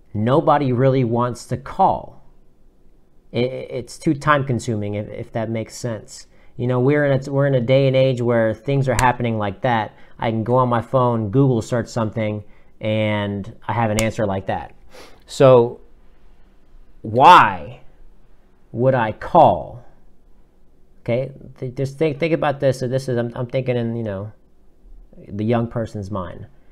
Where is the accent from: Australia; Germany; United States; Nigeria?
United States; South Florida; moved away as an adult; now in Atlanta, United States; I'm originally from South Florida